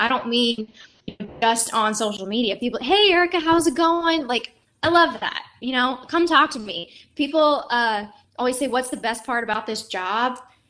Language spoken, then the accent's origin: English; Tucson, Arizona, United States; moved away; And I came from Tucson, Arizona. So I went from very dry heat, and I'm talking triple digits, was different.